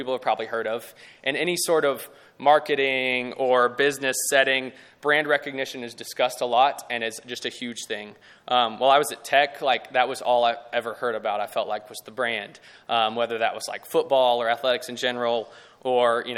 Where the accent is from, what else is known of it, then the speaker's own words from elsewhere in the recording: Lubbock, Texas, United States; I grew up here in Lubbock, lived here all my life.